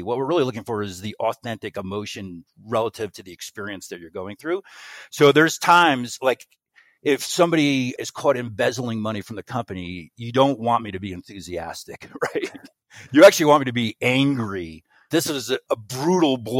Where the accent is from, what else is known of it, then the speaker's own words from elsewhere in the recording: United States; I grew up right outside of New York City.